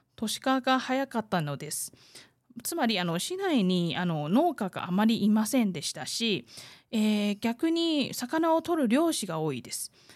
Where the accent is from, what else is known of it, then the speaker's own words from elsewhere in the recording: southern Taiwan, Taiwan; 私みたいに南部出身の人だったらよく食べる魚なんです。えー、小さい頃私も結構食べてきて